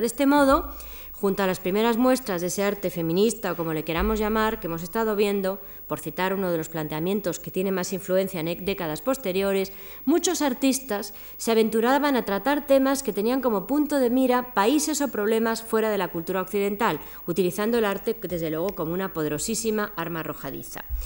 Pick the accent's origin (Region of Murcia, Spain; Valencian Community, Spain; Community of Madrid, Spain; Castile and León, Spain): Community of Madrid, Spain; Madrid; yo soy un aborigen de Madrid, yo soy indígena de esta ciudad